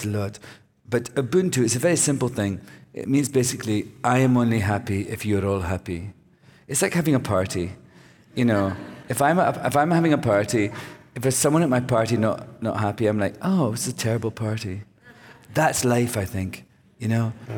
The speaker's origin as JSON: {"language": "English", "region": "Scotland", "country": "United Kingdom", "moved": "yes", "lives_now": "United States", "said": "I'm from Scotland."}